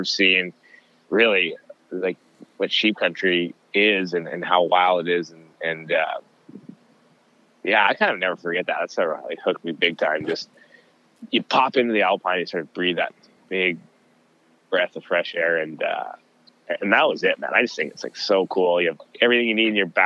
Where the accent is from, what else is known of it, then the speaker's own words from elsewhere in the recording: Southern Alberta, Canada; I grew up in Southern Alberta in the archery zone, the bow zone outside of Canmore